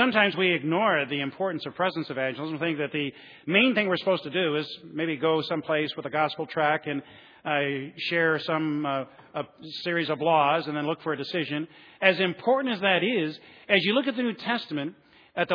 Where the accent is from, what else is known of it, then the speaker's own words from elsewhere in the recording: Flint, Michigan, United States; I'm from Flint, Michigan